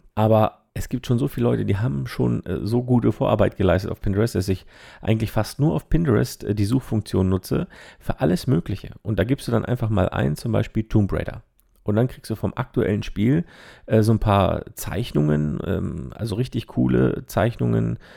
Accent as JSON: {"language": "German", "town": "Zermatt", "region": "Valais", "country": "Switzerland", "moved": "yes", "said": "Meine alte Heimat in die Schweiz"}